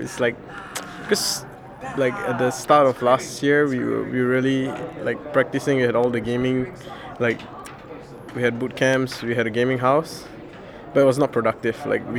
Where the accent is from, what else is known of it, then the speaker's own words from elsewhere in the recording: India; Yeah, I'm Indian.